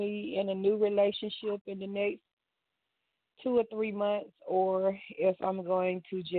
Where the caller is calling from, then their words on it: Georgia, United States; I'm calling from Georgia.